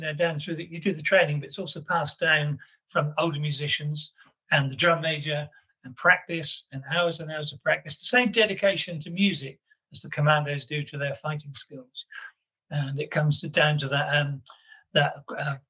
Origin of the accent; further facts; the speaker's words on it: Plymouth, South West England, United Kingdom; moved away; Plymouth's my hometown as well.